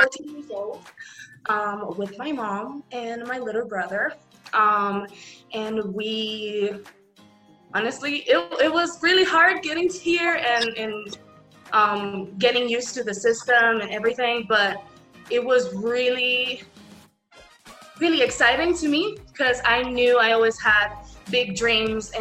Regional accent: Dominican Republic; moved away; I was born and raised in Dominican Republic to a marimba singer dad and a dentist mom.

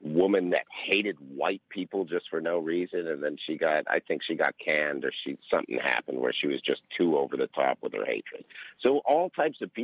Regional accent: Canada; now in United States; I'm a Canadian Jew

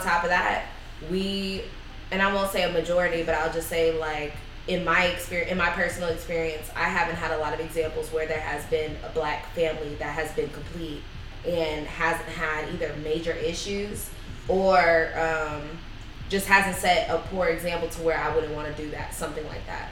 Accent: Bay Area, California, United States; growing up in Bay Area

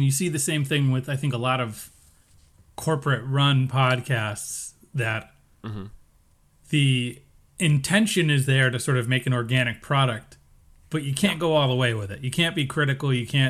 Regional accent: United States; we're American men

